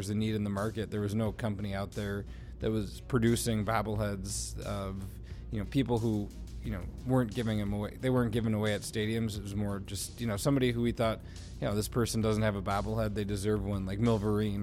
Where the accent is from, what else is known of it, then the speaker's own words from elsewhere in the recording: Rockford, Illinois, United States; we were growing up in Rockford, Illinois